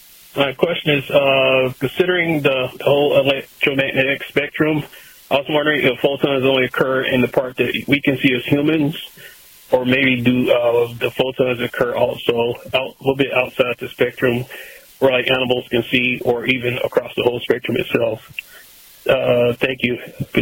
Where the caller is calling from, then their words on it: Atlanta, Georgia, United States; I'm calling from Atlanta.